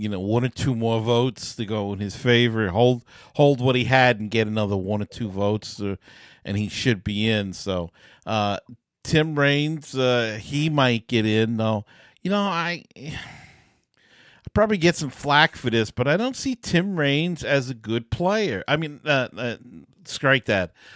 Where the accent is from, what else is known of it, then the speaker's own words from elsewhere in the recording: New York City, New York, United States; when I was a kid, we, uh, growing up in Queens